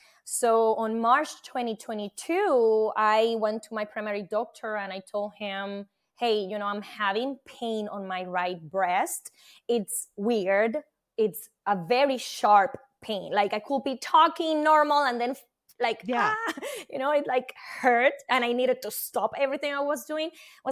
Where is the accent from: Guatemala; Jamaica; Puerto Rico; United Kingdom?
Puerto Rico; now in New Jersey, United States; I am from Puerto Rico, and I live in New Jersey, and I am a scientist by profession and portfolio manager.